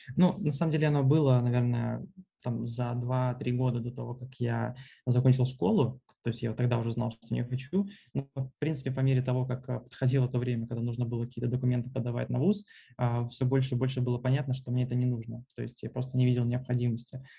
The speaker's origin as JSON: {"language": "Russian", "town": "Smolensk", "region": "Smolensk Oblast", "country": "Russia", "also_born_or_lived": "Moscow, Russia", "moved": "yes", "lives_now": "Turkey", "said": "в Турцию я приехал из Москвы 4 месяца назад. А, собственно, это, в принципе, третий мой город, а, в котором я живу. До этого был Смоленск."}